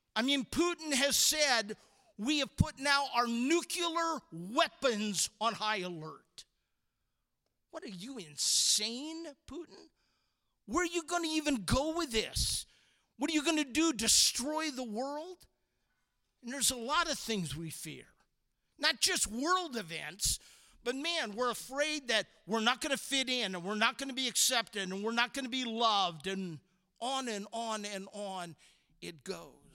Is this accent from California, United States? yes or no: yes; Walnut Creek, California, United States; also born or lived in San Francisco, California; I'm born in San Francisco, raised in Walnut Creek, California